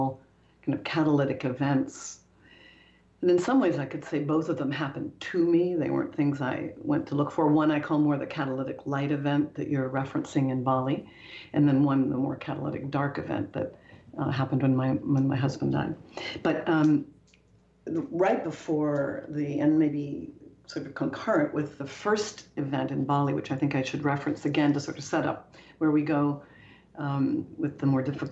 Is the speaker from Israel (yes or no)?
no; Canada; moved away as an adult; also born or lived in Toronto / Paris; I'm Canadian. I was at the time based in Toronto